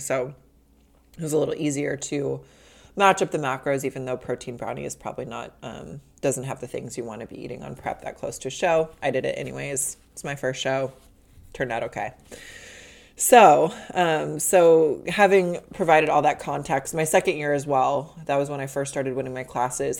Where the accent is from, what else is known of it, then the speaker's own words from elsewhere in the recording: Midwest, United States; moved away; growing up in the Midwest